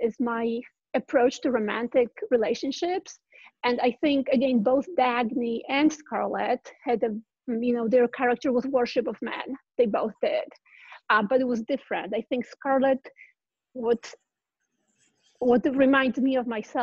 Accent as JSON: {"language": "English", "country": "Poland", "tie": "born or raised there", "moved": "as an adult", "lives_now": "California, United States", "said": "I grew up in Poland and didn't know about Ayn Rand. And when I moved here to California"}